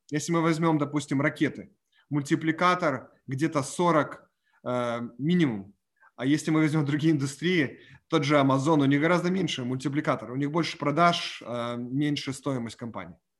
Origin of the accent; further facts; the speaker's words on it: Ukraine; moved away; я выходец с Украины